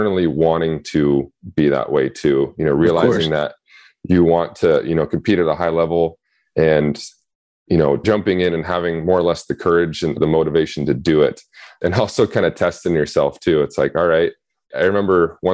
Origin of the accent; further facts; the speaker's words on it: just north of Spokane, Washington, United States; moved away; I grew up just north of Spokane, Washington. So on the eastern side of the state